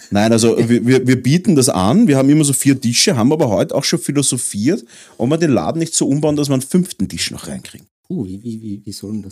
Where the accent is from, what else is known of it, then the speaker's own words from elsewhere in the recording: Vienna, Austria; wir sind ja Wiener